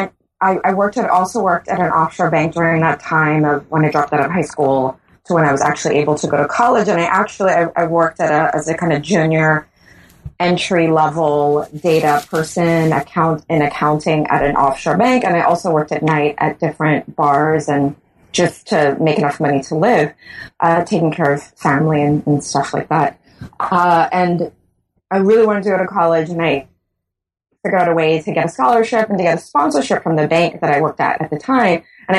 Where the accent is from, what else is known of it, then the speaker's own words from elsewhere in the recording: Bahamas; yes, I am born and raised in the Bahamas, and I've been working in the tourist industry for as long as I can remember.